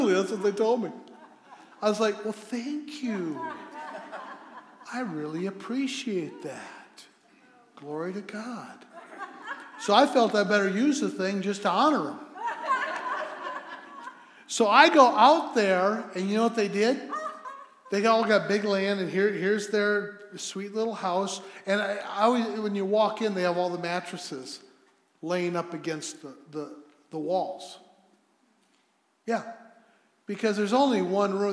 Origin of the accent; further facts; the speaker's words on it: United States; I'm an American.